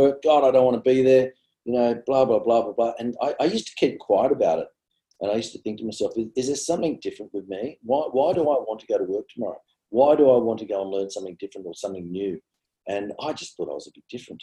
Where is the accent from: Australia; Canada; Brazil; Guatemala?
Australia; Sydney, New South Wales; also born or lived in Tamworth, New South Wales; I pretty much did my sort of, you know, schooling years out west.